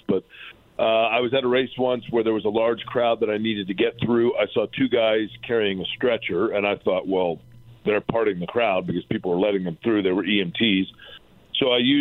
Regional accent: Indianapolis, Indiana, United States; When I was a kid growing up in Steinmeier on the northeast side of Indianapolis

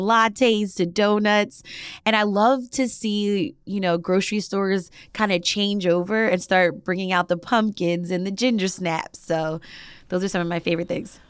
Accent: Delaware County, Pennsylvania, United States; I grew up in Delaware County, Delco girl, through and through

